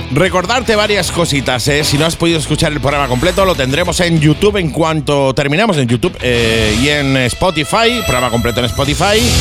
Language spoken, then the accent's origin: Spanish; Málaga, Andalusia, Spain; como diríamos en Málaga